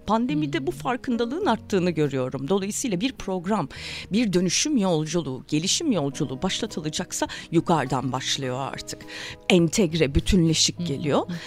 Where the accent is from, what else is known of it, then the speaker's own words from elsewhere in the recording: Zonguldak, Turkey; Ben Zonguldak'ta doğdum büyüdüm